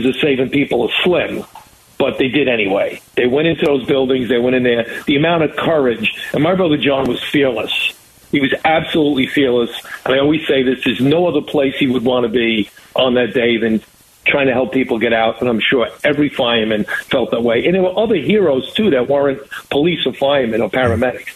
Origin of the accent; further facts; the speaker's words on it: New York, United States; being an American, of being a New Yorker